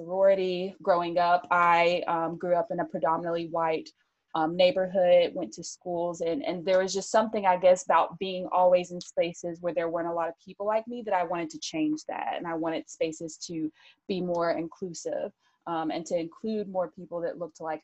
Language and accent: English; Birmingham, Alabama, United States; moved away; also born or lived in Tampa; growing up in Birmingham, I grew up in a minor league baseball market. I grew up where Michael Jordan played minor league baseball